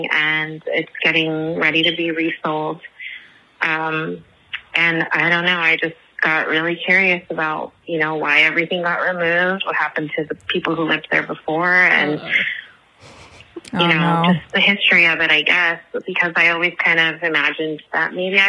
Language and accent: English; Inglewood, California, United States; moved away as an adult; also born or lived in South Los Angeles; now in Los Angeles, United States; We're originally from Inglewood, but we got priced out because of the Rams stadium